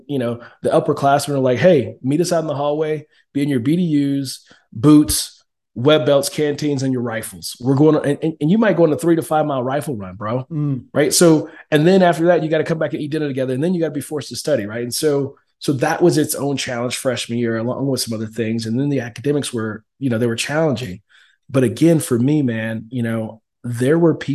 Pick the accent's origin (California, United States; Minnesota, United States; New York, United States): California, United States; Oakland; moved away; also born or lived in Fort Hood, Texas; I was born and raised in Oakland, California, in the inner city streets of Oakland, California, the rough part